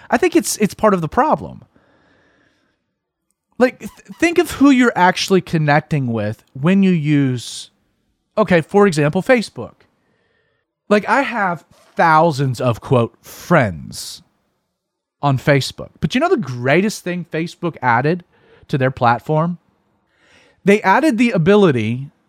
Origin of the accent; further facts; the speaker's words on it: Atlanta, Georgia, United States; the reason that I don't I don't have like that stereotypical southern twang, that drawl, um, is that I grew up in Atlanta, and Atlanta is incredibly transient